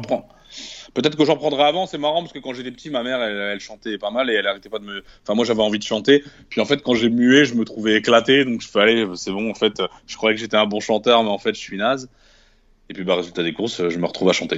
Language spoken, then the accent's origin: French; Tourcoing, Hauts-de-France, France; moved away as an adult; also born or lived in Dunkirk; j'ai grandi donc à Tourcoing. 59